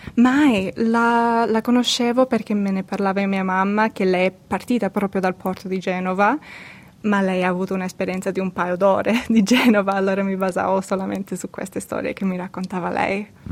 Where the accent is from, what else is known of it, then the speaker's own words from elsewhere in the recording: Australia; Nata e cresciuta in Australia di genitori siciliani